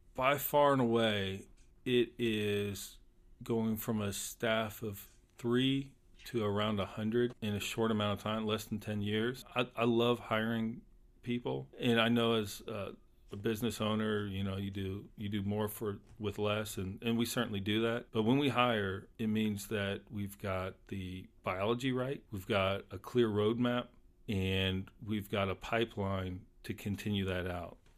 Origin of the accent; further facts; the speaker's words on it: Polk County, Florida, United States; I grew up in Polk County when the citrus industry was still around